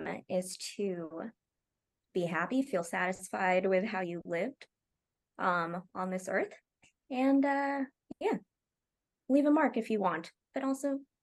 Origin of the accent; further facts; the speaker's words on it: Oklahoma, United States; I'm from Oklahoma.